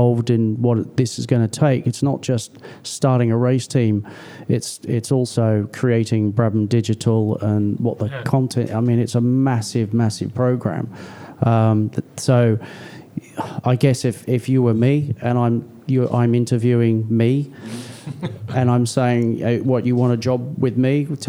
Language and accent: English; Australia; now in United Kingdom; I was born here. I was raised in Australia. I've spent more time here in the UK